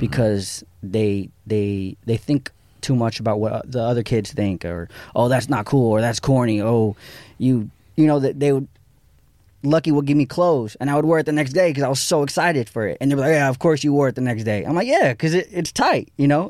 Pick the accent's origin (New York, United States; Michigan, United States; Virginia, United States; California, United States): California, United States; Santa Monica; I grew up in Santa Monica, but I didn't really go to downtown